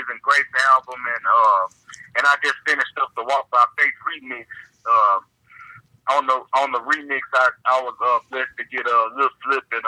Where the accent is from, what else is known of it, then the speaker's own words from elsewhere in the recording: Houston, Texas, United States; also born or lived in Conroe, Texas / Austin, Texas; I was born in Houston, raised in Houston. Lived in Conroe for a little bit, but I finished high school in Austin